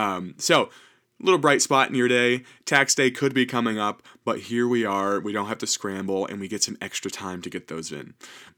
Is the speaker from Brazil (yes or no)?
no; Wellsboro, Pennsylvania, United States; Wellsboro, Pennsylvania. That is my hometown.